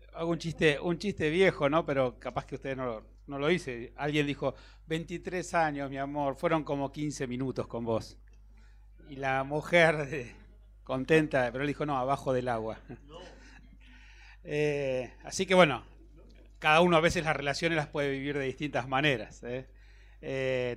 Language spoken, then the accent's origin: Spanish; Bahía Blanca, Buenos Aires Province, Argentina; moved away as an adult; now in Buenos Aires, Argentina; nací en Bahía Blanca, así que vine a Buenos Aires como un, alguien del interior